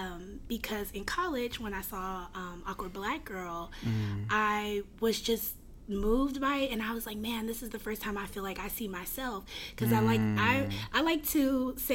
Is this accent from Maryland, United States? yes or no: yes; Maryland, United States; moved away; also born or lived in Arizona; I'm originally from Maryland.